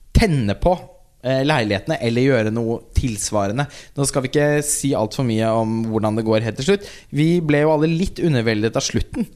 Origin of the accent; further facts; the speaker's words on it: Halden, Østfold, Norway; jeg kommer jo fra Halden